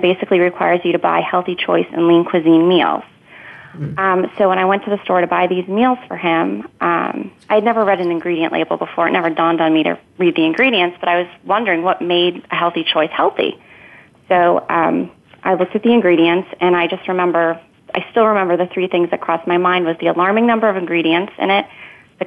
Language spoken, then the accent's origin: English; Northern Virginia, United States; I was born and raised in Northern Virginia